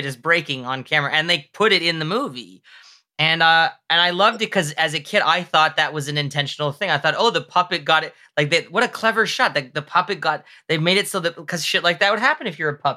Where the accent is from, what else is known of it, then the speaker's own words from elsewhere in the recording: Mississauga, Ontario, Canada; There was a Jumbo Video near me where I grew up in Mississauga